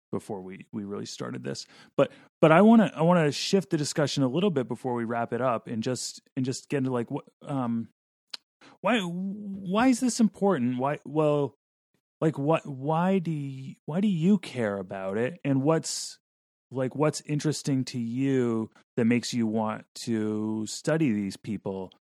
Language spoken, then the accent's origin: English; Vermont, United States; I grew up in Vermont